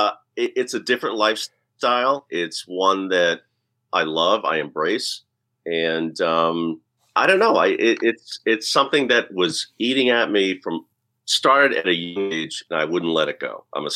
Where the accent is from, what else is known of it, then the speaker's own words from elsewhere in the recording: Boston, Massachusetts, United States; And I think that as a Bostonian, as someone who loves history, we're enamored with what came before us